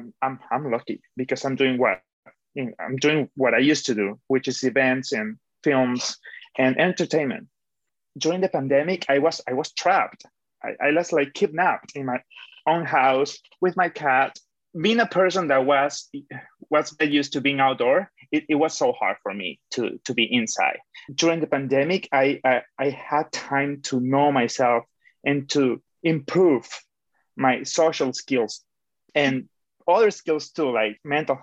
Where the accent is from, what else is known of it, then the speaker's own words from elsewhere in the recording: Caracas, Capital District, Venezuela; moved away as an adult; also born or lived in Toronto, Canada; now in Canada; I'm from Caracas, Venezuela, and I have been living in Canada for about almost 5 years